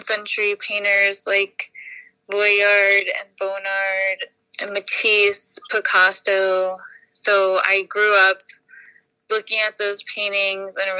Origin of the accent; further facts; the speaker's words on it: New York City, New York, United States; I was born in Queens, and I grew up here